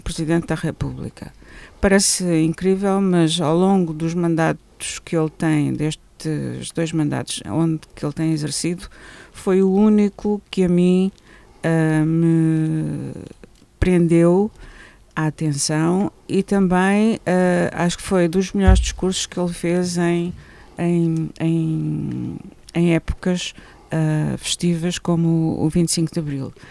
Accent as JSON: {"language": "Portuguese", "country": "Portugal", "said": "como portuguesa"}